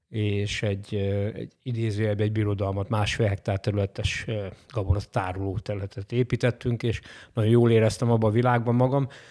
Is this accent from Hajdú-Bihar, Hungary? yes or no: yes; Hajdúnánás, Hajdú-Bihar, Hungary; also born or lived in Nyíregyháza; a Bocskai Földi Hajdúnánáson születtem